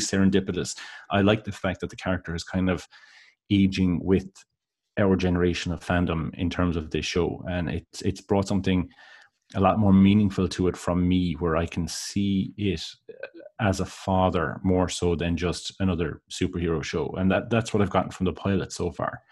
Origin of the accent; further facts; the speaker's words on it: Ireland; growing up in Ireland